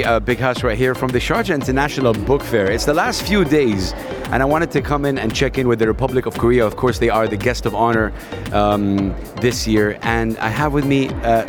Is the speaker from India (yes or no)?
no; Saudi Arabia; I'm from Saudi Arabia